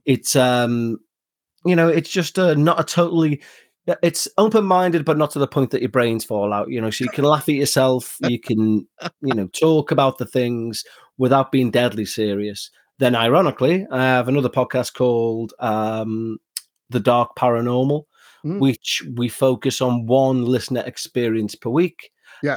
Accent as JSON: {"language": "English", "town": "Liverpool", "region": "North West England", "country": "United Kingdom", "said": "I'm from Liverpool in England, and this is my mm-hmm. natural accent"}